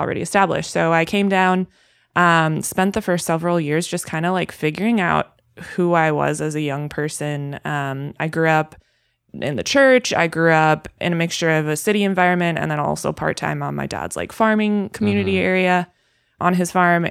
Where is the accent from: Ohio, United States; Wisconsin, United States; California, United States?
Wisconsin, United States; Milwaukee; moved away as an adult; So, I'm originally born and raised in Wisconsin. I was born in Milwaukee specifically, and until I was 22 years old, I lived there.